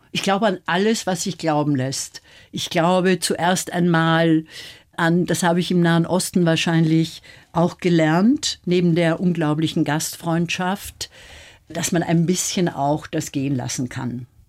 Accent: Austria; ich bin Österreicherin

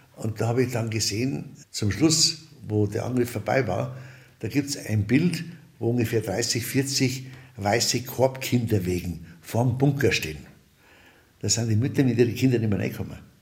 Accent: Lower Bavaria, Germany; also born or lived in Munich / Lower Franconia; ich bin hier in München geboren, bin in Niederbayern im Rottal aufgewachsen, bin in Unterfranken aufgewachsen, mütterlicherseits

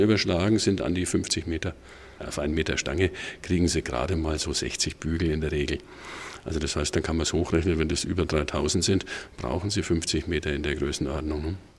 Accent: Bamberg, Bavaria, Germany; in meiner Heimatstadt Bamberg

